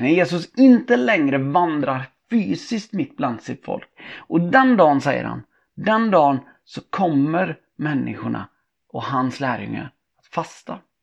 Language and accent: Swedish; Tibro, Västra Götaland, Sweden; min uppväxt i Tibro